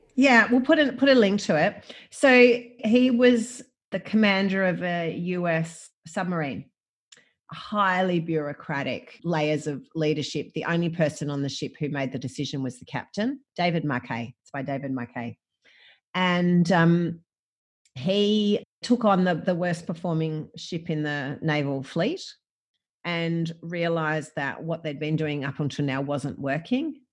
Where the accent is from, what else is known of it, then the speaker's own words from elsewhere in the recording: Gippsland, Victoria, Australia; I grew up, I grew up in Gippsland, I grew up on a farm